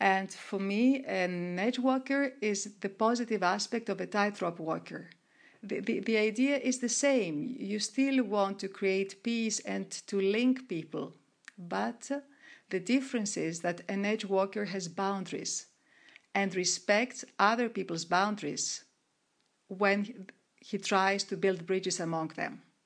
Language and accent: English; Greece; moved away as an adult; also born or lived in Monaco; I started as an entrepreneur in my hometown in Greece.